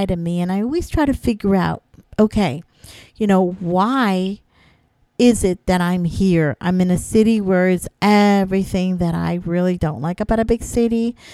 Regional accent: Florida, United States; moved away as an adult; now in New York, United States; I'm from Florida

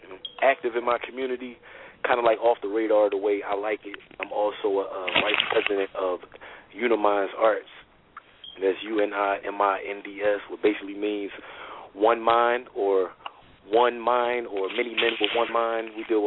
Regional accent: Philadelphia, Pennsylvania, United States; I'm originally from North Philadelphia, but I've been all over the city of Philadelphia and traveled to many different states, 17 to date.

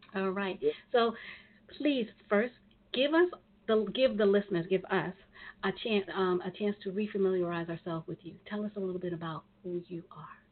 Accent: New York, United States; when I was growing up in New York

